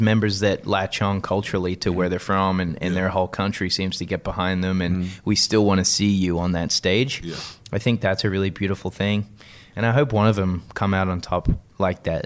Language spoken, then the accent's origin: English; Sydney, New South Wales, Australia; moved away; also born or lived in United Kingdom; where I grew up in South Windsor, Sydney